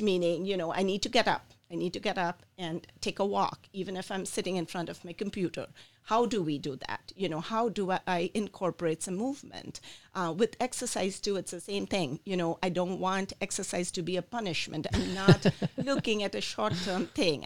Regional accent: India; moved away as an adult; also born or lived in Michigan, United States; now in Lansing, United States; I was born in India. I came here when I was 24 years old

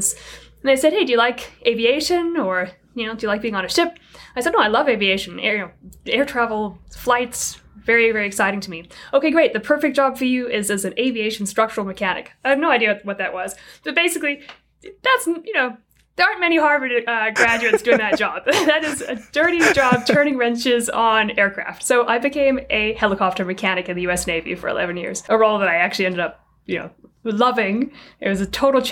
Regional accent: South Africa; moved away as an adult; now in United States; I was born and raised in South Africa

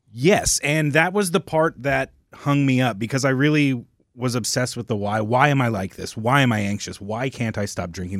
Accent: Oklahoma, United States; also born or lived in California; I was born in California. I moved out to Oklahoma when I was young, but, um, I did, like, all of high school and everything out there

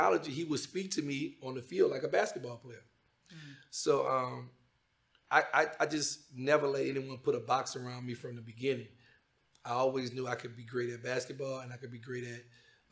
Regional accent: Louisiana, United States; I'm from Louisiana

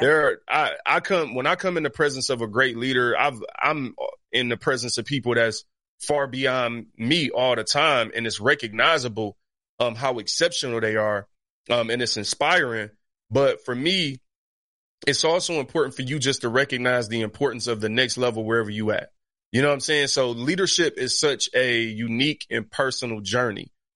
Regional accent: Detroit, Michigan, United States; I grew up in Detroit that's eighty-eight percent black

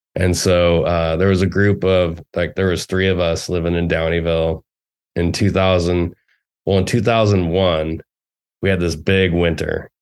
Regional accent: Nevada City, California, United States; as a teenager growing up in Nevada City

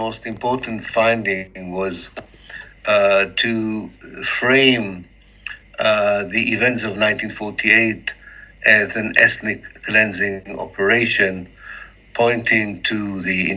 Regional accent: Haifa, Haifa District, Israel; moved away as an adult; also born or lived in Oxford; I was born in Haifa in 1954. I grew into kind of a typical Israeli Jewish society and household

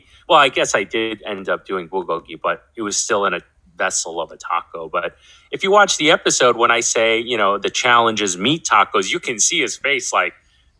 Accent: East Coast, United States; very different from my experiences growing up on the East Coast.

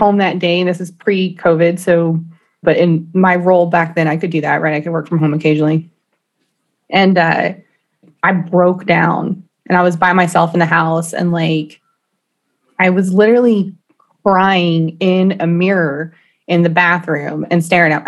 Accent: Austin, Texas, United States; Born and raised in Austin, Texas

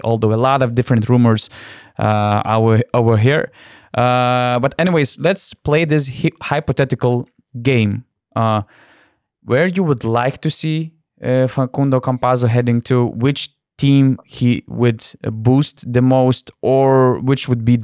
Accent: Lithuania; I'm coming from Lithuania

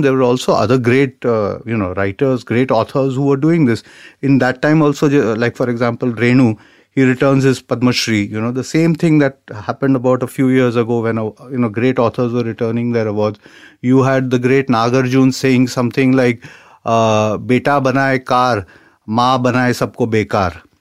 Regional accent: India; we are Indian society

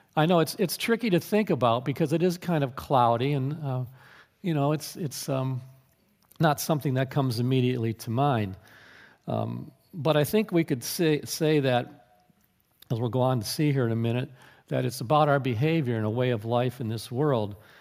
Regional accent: United States

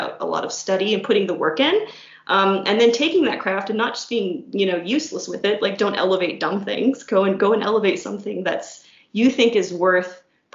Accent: Steubenville, Ohio, United States; I grew up in Steubenville, Ohio, which is where Franciscan University is

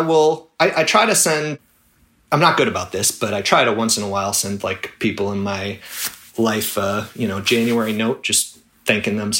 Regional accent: Minnesota, United States; I grew up in Minnesota

